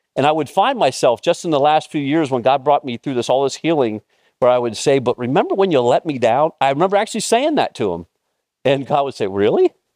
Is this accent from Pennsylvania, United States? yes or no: yes; Mifflintown, Pennsylvania, United States; moved away; my hometown, Mifflin Town